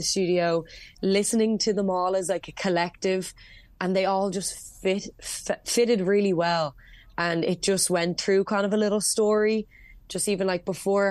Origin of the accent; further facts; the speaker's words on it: Dublin, Leinster, Ireland; I'm born and raised in Dublin